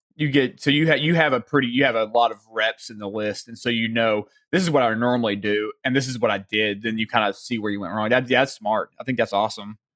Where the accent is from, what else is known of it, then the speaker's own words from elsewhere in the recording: the South, United States; accent: Southern; my Southern accent